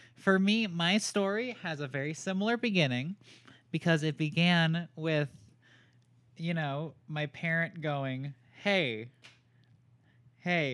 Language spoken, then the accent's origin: English; Raleigh, North Carolina, United States; I am from Raleigh, North Carolina